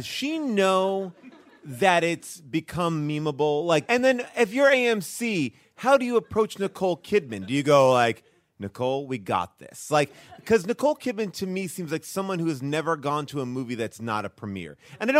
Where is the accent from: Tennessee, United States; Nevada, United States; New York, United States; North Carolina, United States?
New York, United States; New York City; oh, I'm a New Yorker. This is amazing.